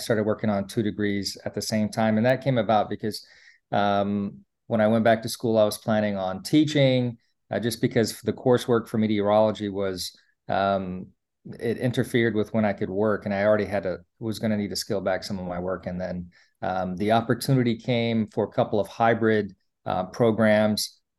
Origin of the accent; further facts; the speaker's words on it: East Coast, United States; now in Hawaii, United States; I was trying to get residency so I can pay for in-state tuition, because I was from the East Coast and I moved to Hawaii.